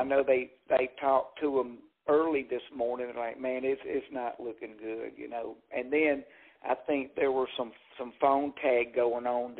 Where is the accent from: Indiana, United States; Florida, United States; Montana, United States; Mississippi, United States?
Mississippi, United States; Jackson; I grew up in Jackson, Mississippi